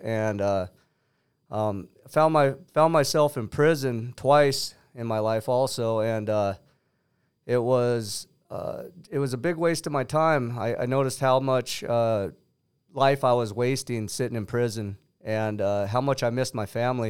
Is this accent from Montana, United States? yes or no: yes; Bitterroot Valley, Montana, United States; I'm from Montana, Bitteroot Valley.